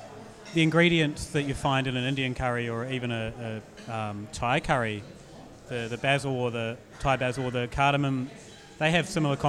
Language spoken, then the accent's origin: English; New Zealand; moved away as an adult; now in Australia; I'm from New Zealand and they can never understand me either, even though I've been here a decade.